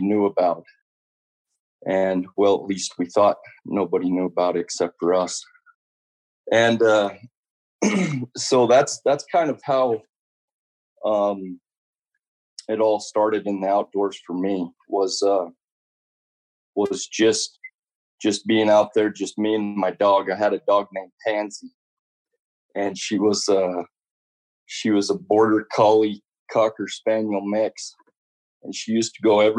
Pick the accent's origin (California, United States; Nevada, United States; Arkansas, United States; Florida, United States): Nevada, United States; Elko; I grew up in Elko, Nevada.